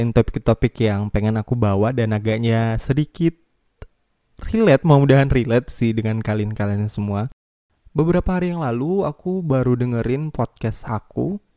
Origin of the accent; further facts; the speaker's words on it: Medan, North Sumatra, Indonesia; accent: Medan; Karena kebetulan aku lahir dan besar di Medan ya walaupun nggak Medan-Medan kali sih.